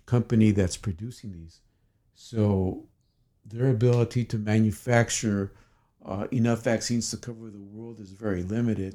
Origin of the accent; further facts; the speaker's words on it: United States; I'm an American double board certified psychiatrist.